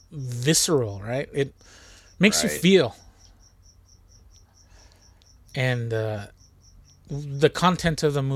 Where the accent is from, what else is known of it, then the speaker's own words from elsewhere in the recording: United States; Of course I'm not going to understand it as an American.